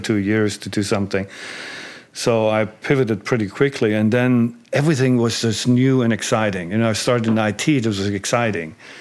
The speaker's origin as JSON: {"language": "English", "region": "East Germany", "country": "Germany", "tie": "born or raised there", "moved": "as an adult", "said": "growing up in East Germany"}